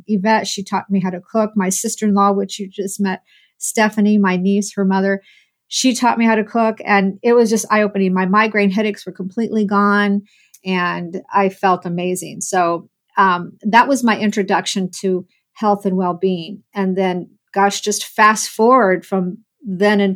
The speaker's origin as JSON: {"language": "English", "town": "Muncie", "region": "Indiana", "country": "United States", "tie": "born or raised there", "said": "I was born and raised in Muncie, Indiana"}